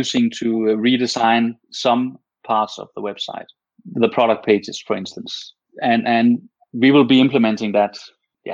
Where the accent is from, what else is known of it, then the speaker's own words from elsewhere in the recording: Denmark; first language Danish; English is a second language; Most Danish people understand and speak English very well. But of course, we're always more comfortable in our native tongue.